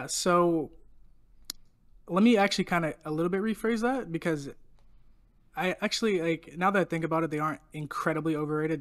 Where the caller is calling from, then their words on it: Pittsburgh, Pennsylvania, United States; I'm calling from, uh, Duquesne University in Pittsburgh, Pennsylvania